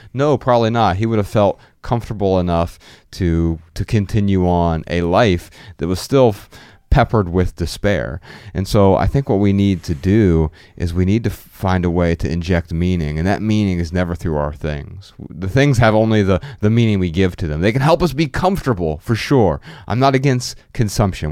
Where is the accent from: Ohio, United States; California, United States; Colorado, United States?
Ohio, United States; Dayton; I'm from Dayton, Ohio